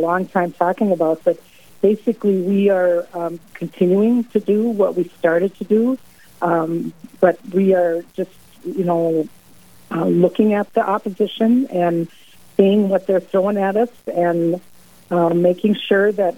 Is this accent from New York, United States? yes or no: no; Lansford, North Dakota, United States; I'm from Lansford, North Dakota, so I drive into work in Minot every day.